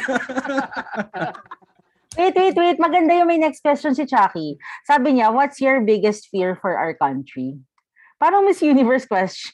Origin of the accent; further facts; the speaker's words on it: Philippines; I still choose to love the Philippines because Filipino ako. Because I'm a natural born Filipino.